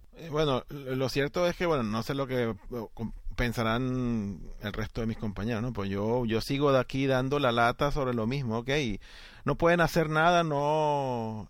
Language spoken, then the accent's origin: Spanish; Venezuela; a mí como aficionado y como venezolano